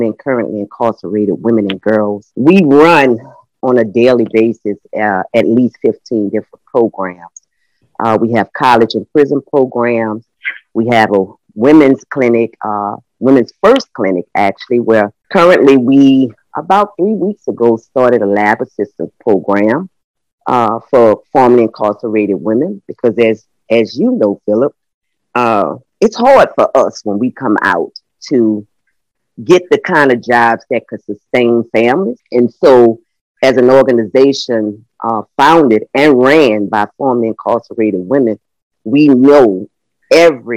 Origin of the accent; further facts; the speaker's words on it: New Orleans, Louisiana, United States; I was raised in the Calliope Housing Projects, which was one of the most notorious housing projects in the city of New Orleans